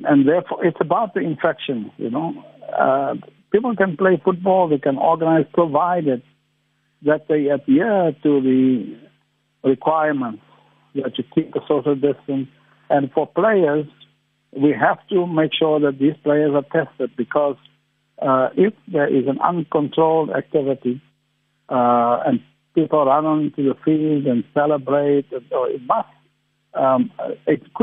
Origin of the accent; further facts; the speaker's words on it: Port Elizabeth, Eastern Cape, South Africa; I come from Port Elizabeth